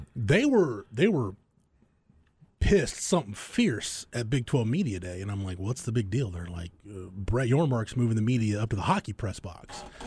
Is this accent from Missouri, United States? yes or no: no; Florence, Texas, United States; at least my hometown, it's quaint.